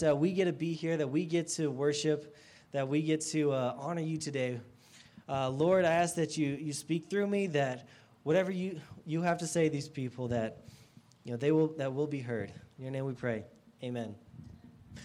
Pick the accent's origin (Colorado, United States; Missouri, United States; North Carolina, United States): Colorado, United States; Estes Park; moved away as an adult; also born or lived in Texas; I grew up in Estes Park. This is about an hour and a half down the road. I lived there most of my life until college